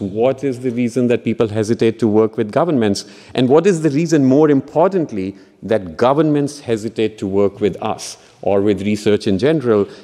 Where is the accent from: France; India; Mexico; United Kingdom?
India; Punjab; moved away; in the state of Punjab, uh, um, which is another state where, uh, uh, which is my home state